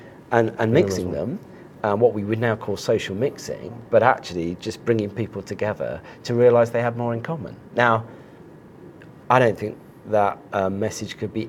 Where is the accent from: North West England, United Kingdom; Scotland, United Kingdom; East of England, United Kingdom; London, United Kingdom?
East of England, United Kingdom; Cambridgeshire; now in Hertfordshire, United Kingdom; I'm from Cambridgeshire